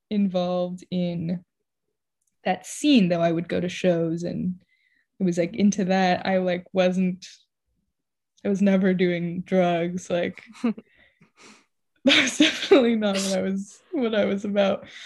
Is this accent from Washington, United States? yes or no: no; San Diego, California, United States; Uh, I'm from San Diego, and that's it.